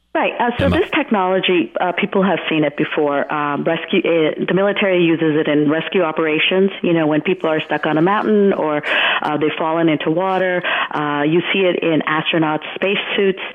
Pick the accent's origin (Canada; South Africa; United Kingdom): Canada; Hamilton, Ontario; moved away as an adult; also born or lived in Gujarat, India; now in New York, United States; My family migrated in 1976 to Hamilton, Ontario, Canada. Um, and so I did all my schooling there.